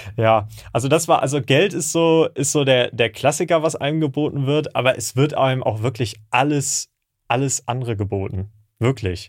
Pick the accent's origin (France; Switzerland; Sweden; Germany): Germany; Hamburg; ich komme ja aus Hamburg